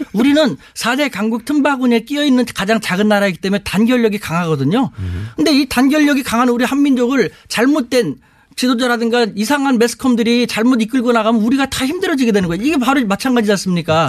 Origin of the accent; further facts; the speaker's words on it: South Korea; now in China; 저는 대한민국 사람인데요.